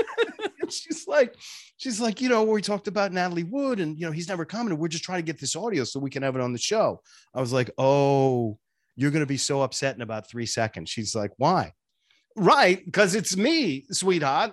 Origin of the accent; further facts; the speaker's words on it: Boston, Massachusetts, United States; moved away; I grew up in Boston